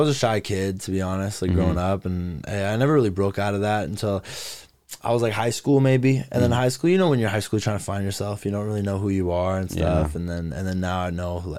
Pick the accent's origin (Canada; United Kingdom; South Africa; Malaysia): Canada; Mission, British Columbia; I'm from Mission, bro. We have one high school